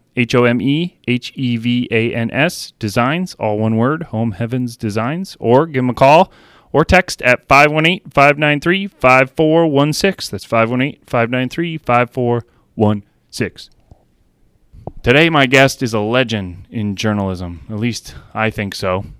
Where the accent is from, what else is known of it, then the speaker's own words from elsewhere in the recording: Plattsburgh, New York, United States; also born or lived in Great Falls, Montana / New Jersey; I grew up right here